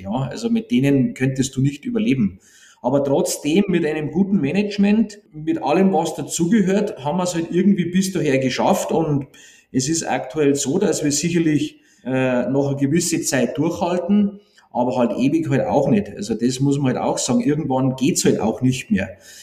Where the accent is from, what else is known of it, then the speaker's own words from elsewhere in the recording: Bavaria, Germany; bei uns in Bayern